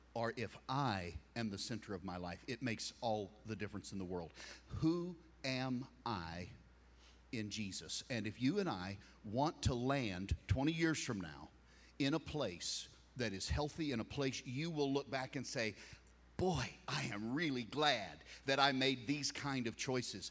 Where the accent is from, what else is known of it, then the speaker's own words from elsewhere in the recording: United States; I'm a flag waver. I'm an American